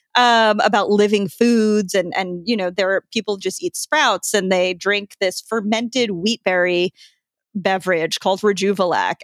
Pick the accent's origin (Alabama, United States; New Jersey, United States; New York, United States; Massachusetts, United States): New York, United States; I'm from New York